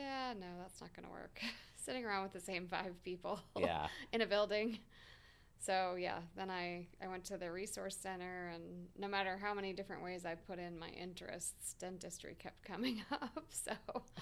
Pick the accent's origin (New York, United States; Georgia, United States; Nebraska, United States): New York, United States; Geneva; moved away as an adult; also born or lived in St. Augustine Beach, Florida; now in Neptune Beach, Florida, United States; I grew up in a tiny little town of 15,000 people called Geneva